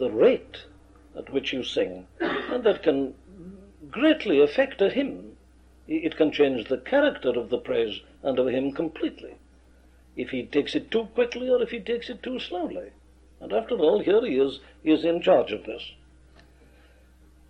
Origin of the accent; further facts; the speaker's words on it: Wales, United Kingdom; my home country, Wales